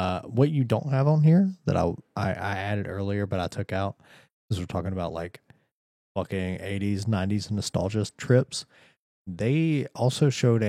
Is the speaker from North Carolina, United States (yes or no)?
yes; North Carolina, United States; growing up in North Carolina where everything was boiled chicken, or like liver mush